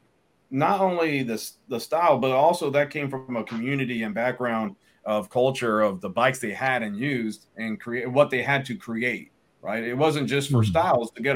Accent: Miami, Florida, United States; I grew up as in Miami

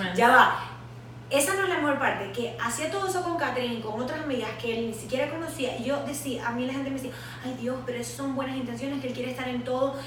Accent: Venezuela; nosotras como latinoamericanas y venezolanas

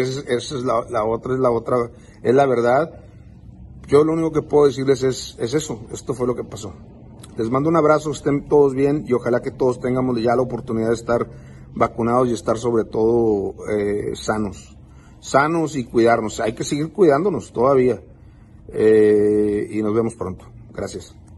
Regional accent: Texas, United States; yo vivo en Estados Unidos, nacido en Estados Unidos

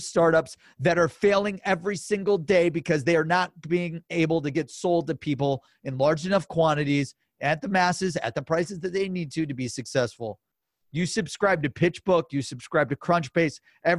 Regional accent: Cleveland, Ohio, United States; Now some sports like LeBron comes to the Cavs and I'm from Cleveland.

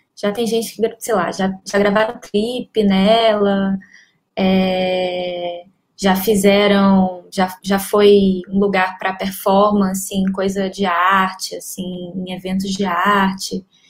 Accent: Ceará, Brazil; now in Rio de Janeiro, Brazil; eu sou cearense, eu moro há uns 18 anos aqui no Rio

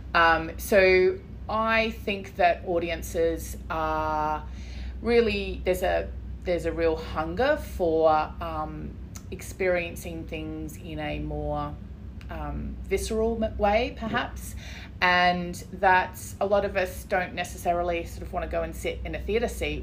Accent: Brisbane, Queensland, Australia; Brisbane is my hometown, really.

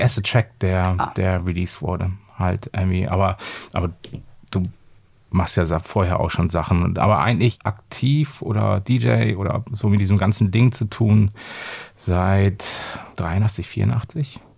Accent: Bremerhaven, Bremen, Germany; moved away as an adult; now in Hamburg, Germany; ich komme ja ursprünglich aus Bremerhaven

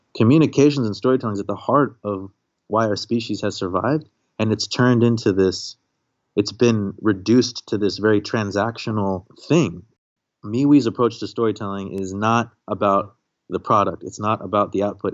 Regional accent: Maryland, United States; also born or lived in Kashmir; I'm the first American born in my family. So I was born in Maryland, but my family's from this pretty far out, beautiful, tragic, but resilient place called Kashmir

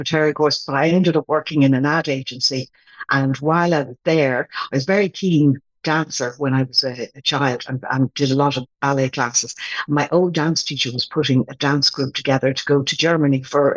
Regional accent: Ireland; moved away; I grew up in Cantilly

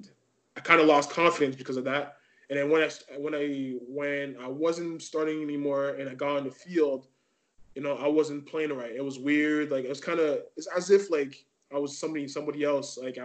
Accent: Montreal, Quebec, Canada; also born or lived in Laval; I'm glad to be here to represent Montreal, because that's where I live. This is my hometown.

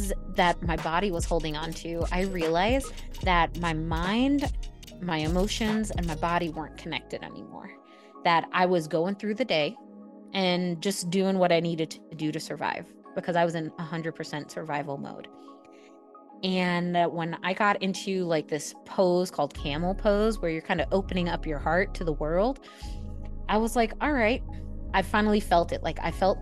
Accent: New York, United States; I'm a New Yorker at heart

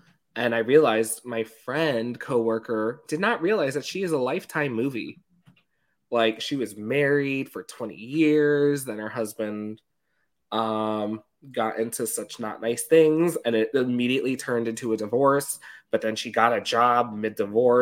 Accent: New York, United States; I grew up in New York.

